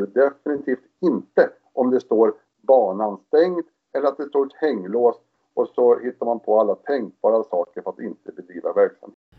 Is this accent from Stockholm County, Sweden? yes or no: yes; Stockholm, Stockholm County, Sweden; moved away as an adult; jag är ju uppväxt utanför Stockholm i ett villaområde i Spånga